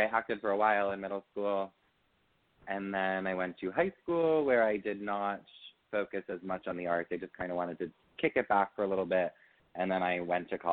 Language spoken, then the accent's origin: English; Pequannock, New Jersey, United States; I'm from a small town called Pequannock, New Jersey.